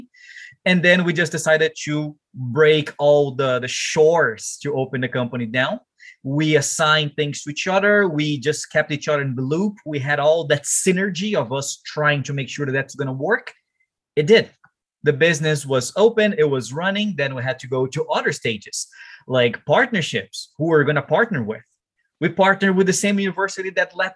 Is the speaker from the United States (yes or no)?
no; Brazil; my hometown there in Brazil